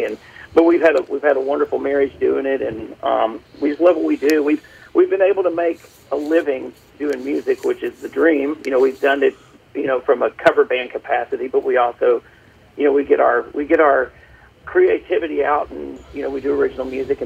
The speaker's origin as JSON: {"language": "English", "town": "Birmingham", "region": "Alabama", "country": "United States", "tie": "born or raised there", "said": "I'm originally from Birmingham, Alabama."}